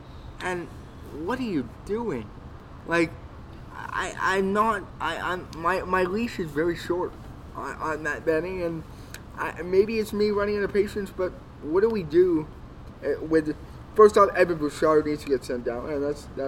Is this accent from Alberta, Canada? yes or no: yes; Spruce Grove, Alberta, Canada; Spruce Grove, played for the Saints, my hometown.